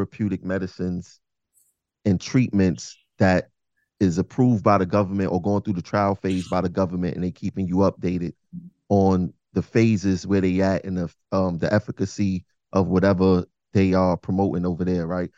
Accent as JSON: {"language": "English", "town": "New York City", "region": "New York", "country": "United States", "tie": "born or raised there", "said": "I'm from Bed-Stuy, Brooklyn, originally"}